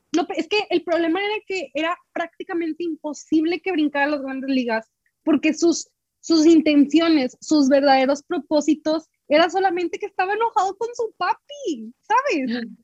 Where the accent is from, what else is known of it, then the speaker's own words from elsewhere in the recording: Reynosa, Tamaulipas, Mexico; yo soy de Reynosa